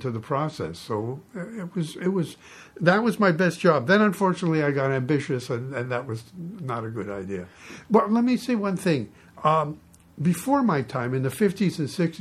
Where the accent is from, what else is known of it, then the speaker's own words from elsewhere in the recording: Toronto, Ontario, Canada; moved away as an adult; I was born in Toronto